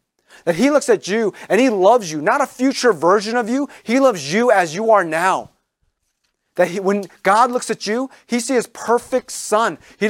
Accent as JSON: {"language": "English", "region": "District of Columbia", "country": "United States", "said": "I'm from the Washington area."}